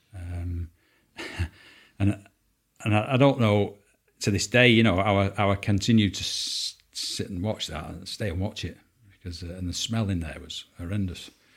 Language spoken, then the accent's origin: English; Salford, North West England, United Kingdom; I'm from Salford, uh, Lower Kersal uh, from a two up, two down terraced house. Um, mum and dad didn't have much money. Um, um I went to local primary school there.